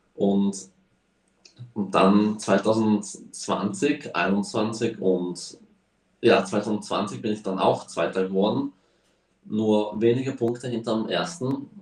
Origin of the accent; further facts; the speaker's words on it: Slovakia; also born or lived in Spain; sind wir hierher gezogen, weil der Slowakia-Ring bei uns in der Slowakei eröffnet hat